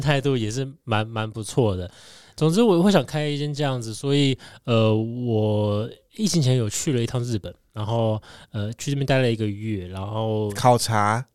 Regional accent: Tainan, Taiwan; now in Taichung, Taiwan; 我是台南人

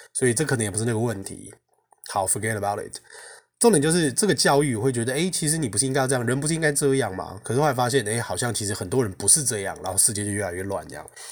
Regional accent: Taiwan; 我们台湾人

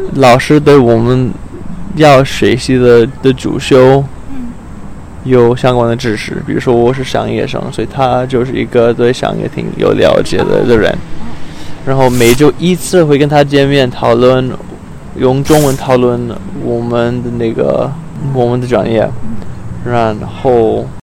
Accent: Arizona, United States; Chinese is a second language; moved away as an adult; also born or lived in Australia; now in Taiwan; 我是从美国亚利桑那州来的，然后来了台湾一个多月吧

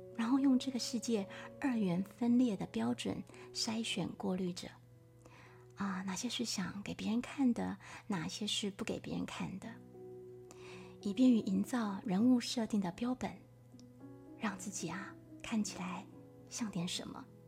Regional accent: Taiwan; moved away as an adult; also born or lived in France; 我们来自台湾

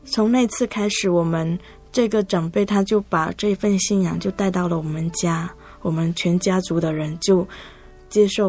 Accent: Zhangpu, Fujian, China; moved away as an adult; also born or lived in Taiwan; 我来自福建漳浦。

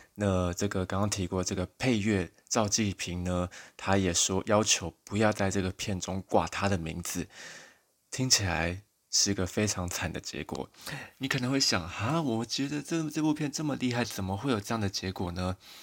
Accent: Taiwan; 我自己在台湾小时候

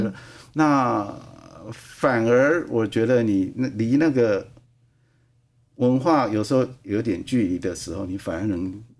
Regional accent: Taiwan; moved away; also born or lived in Europe; 我是一个，呃，土生土长的客家人啊

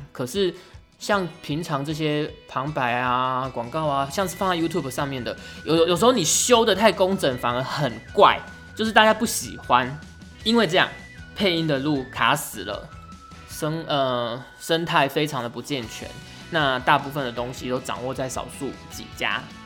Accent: Pingtung County, Taiwan; moved away as an adult; also born or lived in Tainan; now in Taipei, Taiwan; 而且我是屏东人

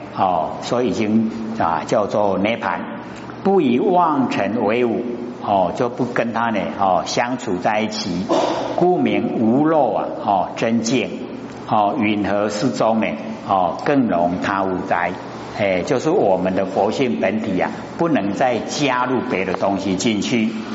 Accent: Taiwan; 我们台湾话

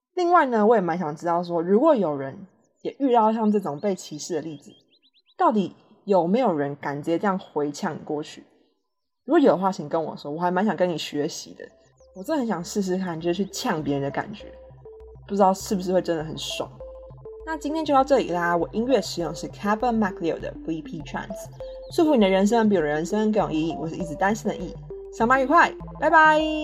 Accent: Taiwan; moved away; 对我们台湾人来说

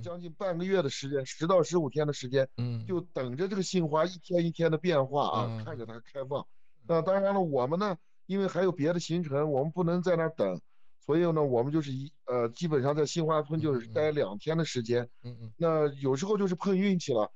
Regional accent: Xinjiang, China; 是爷爷辈的就已经来新疆了

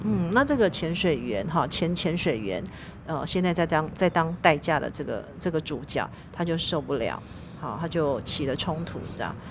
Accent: Taiwan; 我一个台湾人

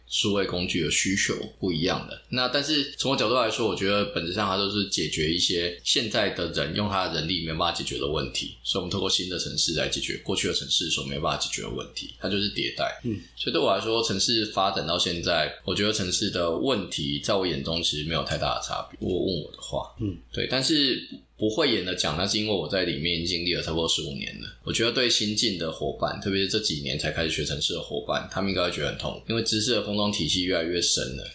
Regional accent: Dongshi Township, Chiayi County, Taiwan; 其实小时候是在嘉义长大，然后我其实在一个小渔村，就是嘉义县东石乡这个小渔村长大

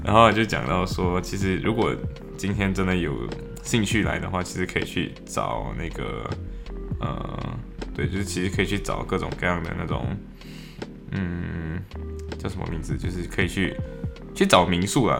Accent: Malaysia; now in Liverpool, United Kingdom; 我们。马来西亚华人

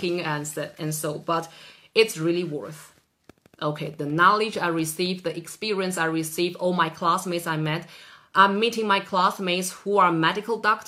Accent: Taiwan; now in Norway; I'm from Taiwan originally

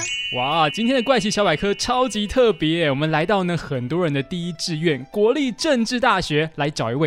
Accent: Taiwan; 道教的文化怎么样影响我们台湾人的生活啊，或是日常呢？

